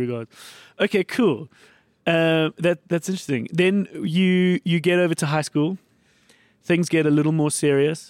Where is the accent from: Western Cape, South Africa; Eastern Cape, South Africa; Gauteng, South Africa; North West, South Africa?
Gauteng, South Africa; Johannesburg; I grew up in the north